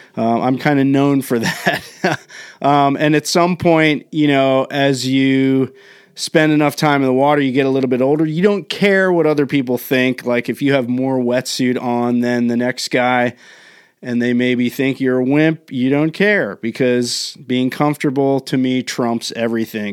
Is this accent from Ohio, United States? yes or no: no; Maryland, United States; now in Southern California, United States; where I grew up in the Northeast, In Maryland